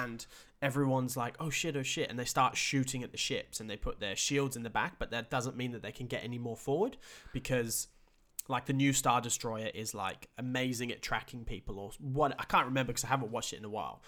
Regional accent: England, United Kingdom; we're from England

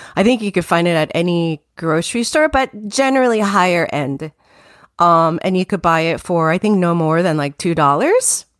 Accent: Tokyo, Japan; moved away as an adult; also born or lived in New Jersey, United States; now in United States; that is when I was still at about nine years old, and all my adolescence, I grew up in Tokyo.

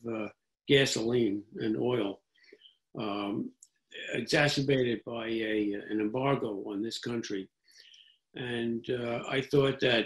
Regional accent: New York City, New York, United States; I grew up in New York City

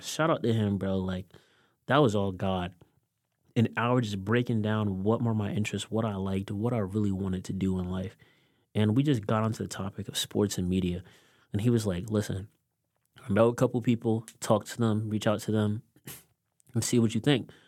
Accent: Delaware, United States; growing up in Delaware, parents are from Haiti

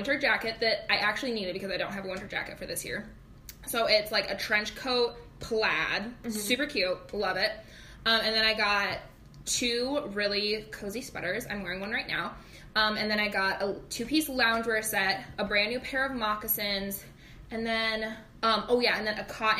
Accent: Gettysburg, Pennsylvania, United States; Well, here's the thing about small town USA, right? Where we grew up in Gettysburg.

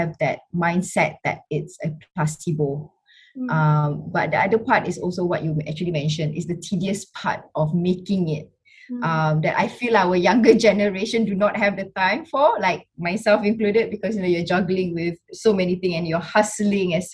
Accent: Singapore; I was born and brought up in Singapore

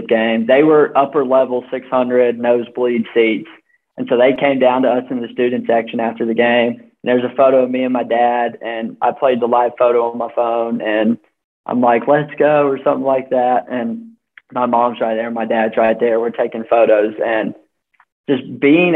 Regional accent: North Carolina, United States; moved away; I'm from North Carolina

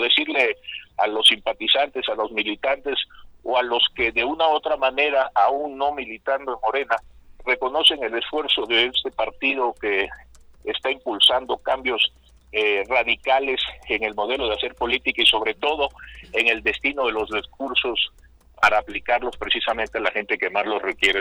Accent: Tabasco, Mexico; now in Tepoztlán, Mexico; mi tierra, en Tabasco

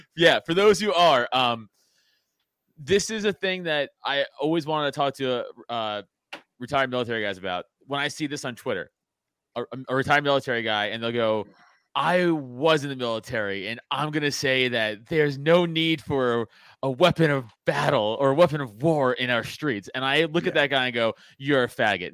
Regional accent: New York City, New York, United States; I grew up in Staten Island

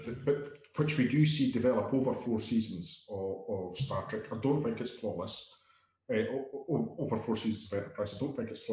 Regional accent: Scotland, United Kingdom; As the Scotsman here

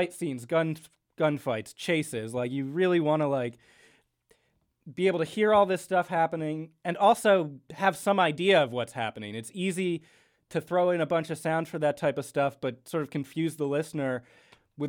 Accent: New York City, New York, United States; we are from New York. This is a New York podcast.

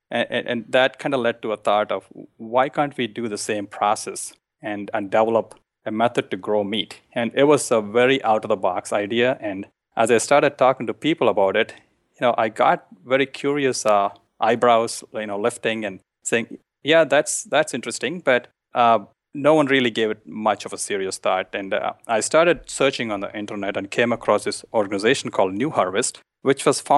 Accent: India; I grew up in India in a family that ate meat, and I really enjoyed eating meat.

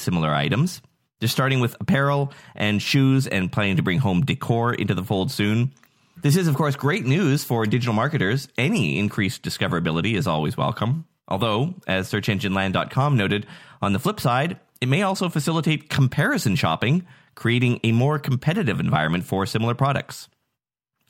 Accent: Nanaimo, British Columbia, Canada; from my hometown of Nanaimo, Canada

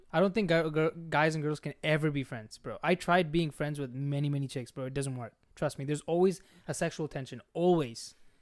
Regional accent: Bangladesh; I am from that subcontinent

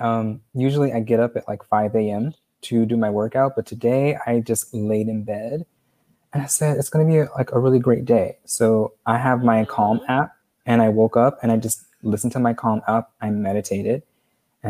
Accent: Lansing, Michigan, United States; moved away as an adult; now in Los Angeles, United States; So I am originally from Michigan. That's where I was born and raised. Actually, I'm from a small town called Lansing.

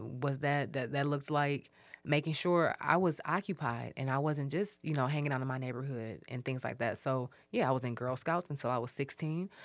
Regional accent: Detroit, Michigan, United States; we grew up on Mitchell

